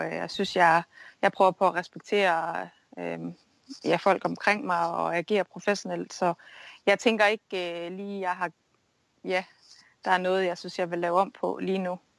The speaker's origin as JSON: {"language": "Danish", "country": "Denmark", "also_born_or_lived": "United States", "moved": "yes"}